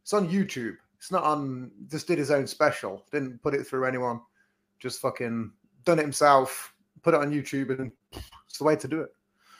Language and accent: English; England, United Kingdom; as English twats.